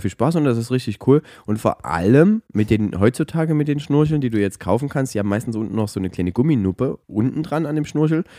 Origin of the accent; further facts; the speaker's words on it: Saxony, Germany; bei uns in Sachsen